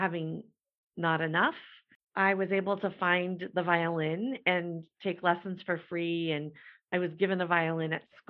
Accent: Midwest, United States; I had a very challenging life growing up in the Midwest in the mid-80s

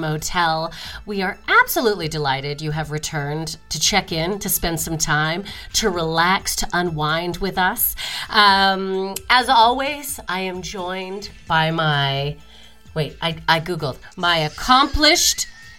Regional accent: Calgary, Alberta, Canada; moved away; now I'm in my hometown, Calgary

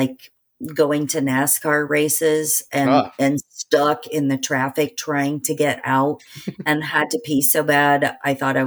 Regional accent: Indiana, United States; I grew up in Indiana

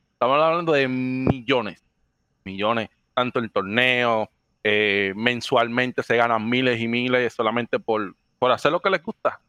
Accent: Dominican Republic; accent: Dominican; also born or lived in Puerto Rico; now in Florida, United States; soy natural de República Dominicana. viví en Puerto Rico 10 años

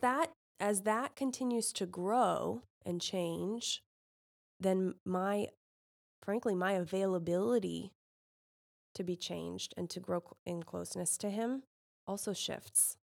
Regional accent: California, United States; now in Indiana, United States; as a Californian

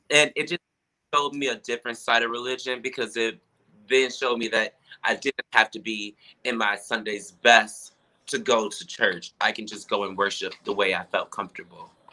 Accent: Milwaukee, Wisconsin, United States; moved away as an adult; now in Chicago, United States; I grew up in Milwaukee, Wisconsin with my parents

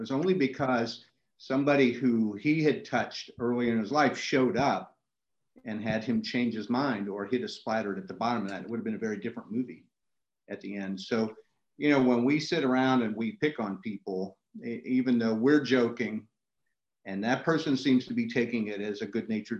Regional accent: Washington, District of Columbia, United States; I was born in Washington, D.C.

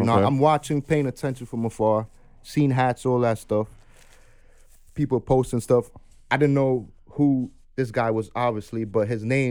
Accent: New York City, New York, United States; I'm from Uptown.

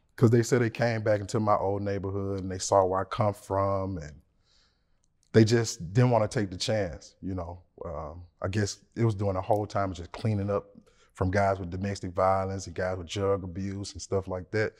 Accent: Memphis, Tennessee, United States; I'm from Memphis, Tennessee

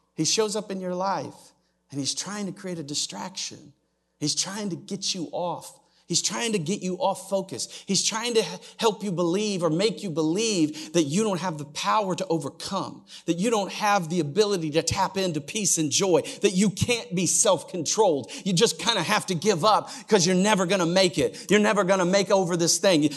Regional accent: Oklahoma, United States; I'm from Oklahoma

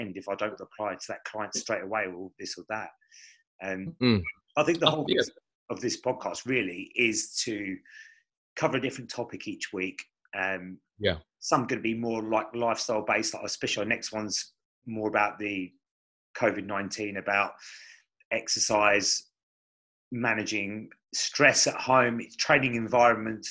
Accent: Chatham, South East England, United Kingdom; also born or lived in Gillingham; now in Strood, United Kingdom; I was born in Chatham.

